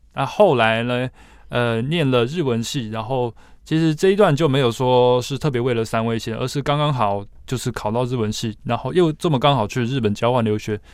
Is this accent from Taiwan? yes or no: yes; Taiwan; 我们台湾人的话，并没有像日本可能从小学习这样的一个环境跟背景